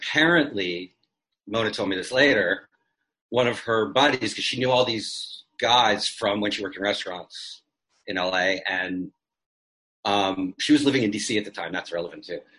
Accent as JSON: {"language": "English", "town": "Toronto", "region": "Ontario", "country": "Canada", "said": "I'm from Toronto, so there's it's a large Indian community."}